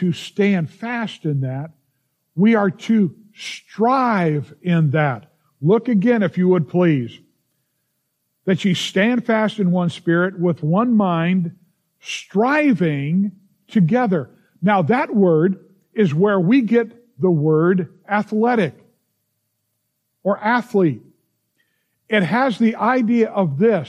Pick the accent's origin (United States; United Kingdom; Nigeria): United States; as an American, I love this nation